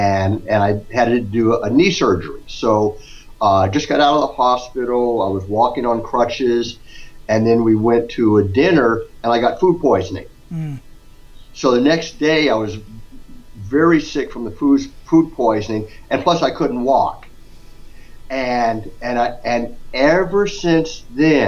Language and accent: English; Scottsdale, Arizona, United States; now in Houston, United States; I grew up in Scottsdale